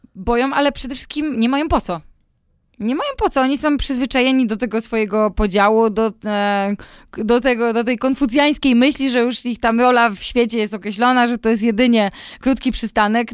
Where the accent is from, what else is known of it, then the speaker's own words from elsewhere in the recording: Włocławek, Kuyavian-Pomeranian Voivodeship, Poland; moved away; mój ukochany Włocławek. Kocham moje rodzinne miasto.